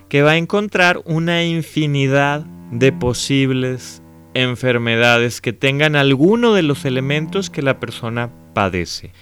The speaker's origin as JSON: {"language": "Spanish", "country": "Mexico", "said": "México y los mexicanos tenemos que aprender"}